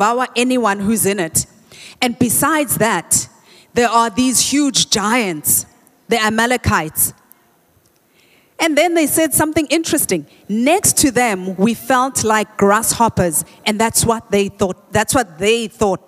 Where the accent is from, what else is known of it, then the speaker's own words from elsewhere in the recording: Soweto, Gauteng, South Africa; we used to say Dablap where I grew up in Soweto